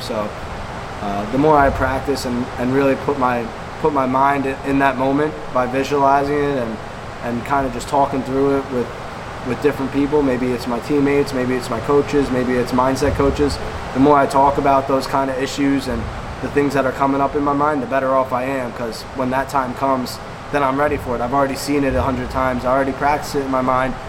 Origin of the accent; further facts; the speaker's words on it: South Plainfield, New Jersey, United States; I came came from South Plainfield